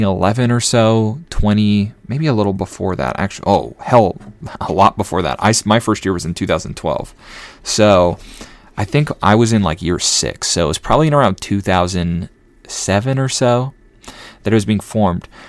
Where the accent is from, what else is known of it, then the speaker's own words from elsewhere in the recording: Elk River, Minnesota, United States; I grew up in Elk River, Minnesota